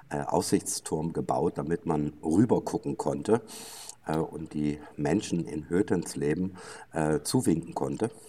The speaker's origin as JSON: {"language": "German", "town": "Helmstedt", "region": "Lower Saxony", "country": "Germany", "tie": "born there", "said": "ursprünglich bin ich eigentlich in Helmstedt geboren. Äh, viele Hörer kennen das vielleicht vom Zonengrenzübergang Helmstedt in Niedersachsen."}